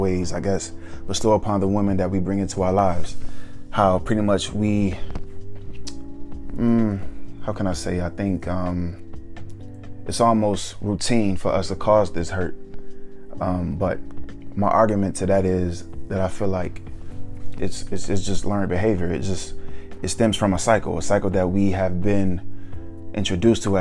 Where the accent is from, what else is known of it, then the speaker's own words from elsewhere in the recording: Atlanta, Georgia, United States; Growing up in Atlanta